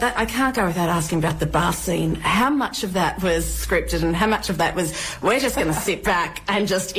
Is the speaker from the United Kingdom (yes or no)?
no; Australia; I'm a bit biased because I am from Australia